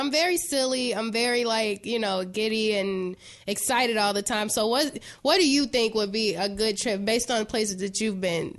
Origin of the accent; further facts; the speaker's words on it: Chicago, Illinois, United States; I'm from the West Side too. I don't know if I ever told you that. I'm from L Town. Madison and Laurel.